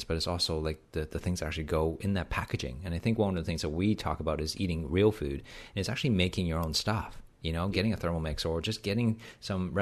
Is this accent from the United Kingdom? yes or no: no; Canada; I'm Canadian